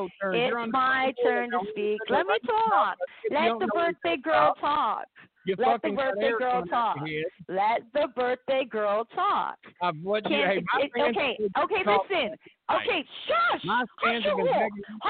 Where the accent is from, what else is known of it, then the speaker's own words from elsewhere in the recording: Canada; I am Canadian.